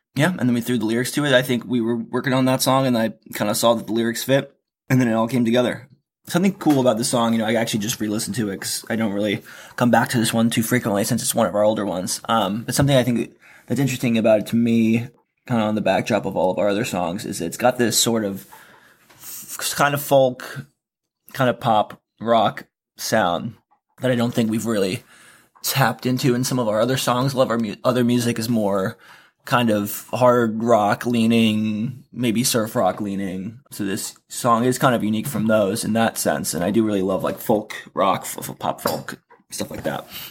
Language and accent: English; East Coast, United States; moved away; also born or lived in Florida; I'm from the East Coast.